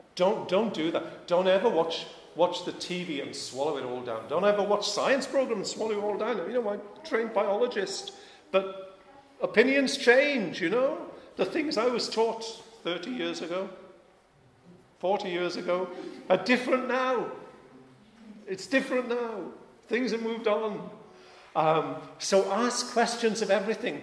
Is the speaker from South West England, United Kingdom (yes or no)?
no; Wales, United Kingdom; I'm Welsh